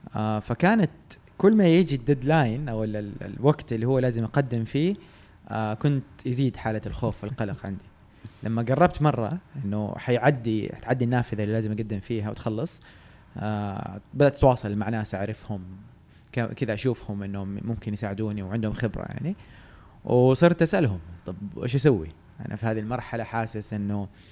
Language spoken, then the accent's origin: Arabic; Jeddah, Makkah Province, Saudi Arabia; moved away as an adult; now in Riyadh, Saudi Arabia; أنا من أهل جدة يعني تولدت وتربيت في جدة